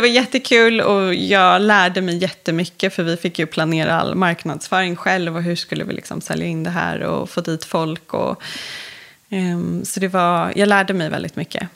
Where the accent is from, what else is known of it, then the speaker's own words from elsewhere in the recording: Stockholm, Stockholm County, Sweden; uppvuxen inne i stan i Stockholm